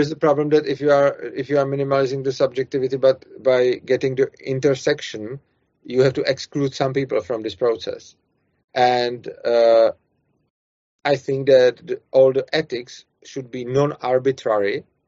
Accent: Czechia; accent: Czech; English is a second language

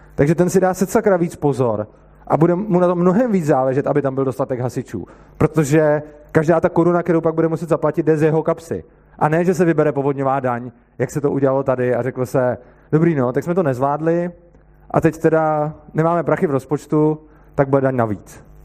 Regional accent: Plzeň, Plzeň Region, Czechia; já jsem z Plzně

